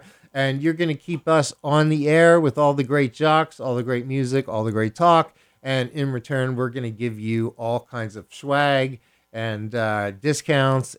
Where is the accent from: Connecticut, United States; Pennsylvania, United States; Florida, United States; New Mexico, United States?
Pennsylvania, United States; Philadelphia; I hail from Philadelphia, Pennsylvania, home of the city of brotherly love